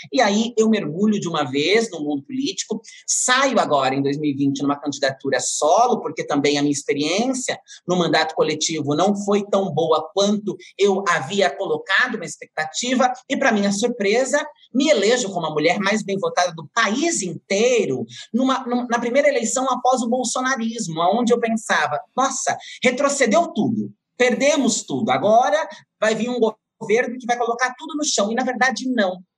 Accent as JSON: {"language": "Portuguese", "town": "Francisco Morato", "region": "São Paulo", "country": "Brazil", "tie": "born or raised there", "said": "eu nasci em Francisco Morato, Franco da Rocha, depois me criei em Francisco Morato, região periférica da cidade de São Paulo, metropolitana"}